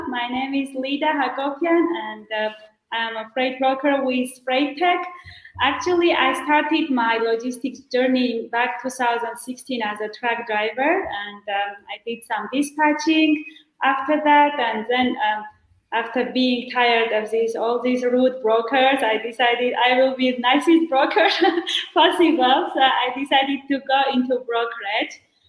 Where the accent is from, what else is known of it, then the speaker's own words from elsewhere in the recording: Armenia; also born or lived in United States; I am joining you from Armenia. So I came here to open my agency